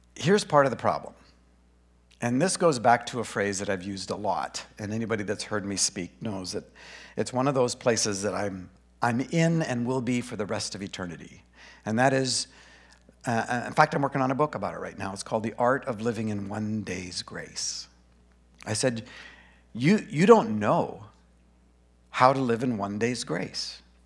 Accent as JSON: {"language": "English", "town": "Grand Prairie", "region": "Alberta", "country": "Canada", "tie": "born or raised there", "also_born_or_lived": "Boring, Oregon", "moved": "yes", "lives_now": "Brush Prairie, United States", "said": "I was born in Grand Prairie, Alberta"}